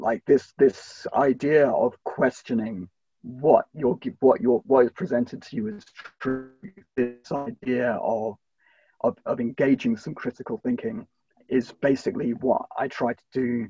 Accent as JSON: {"language": "English", "country": "United Kingdom", "said": "a Brit myself"}